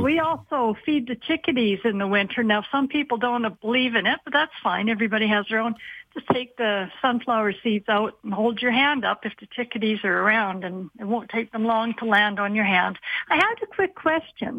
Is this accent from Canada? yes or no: yes; Calgary, Alberta, Canada; I'm from Calgary.